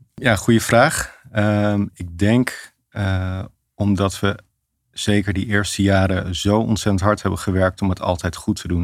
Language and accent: Dutch; Amsterdam, North Holland, Netherlands; In Amsterdam. niet ver van de podcaststudio vandaan hier. Eh, eh, echt in het centrum. Eh, we hadden vroeger niet veel geld, maar we woonden wel in de grachtgordel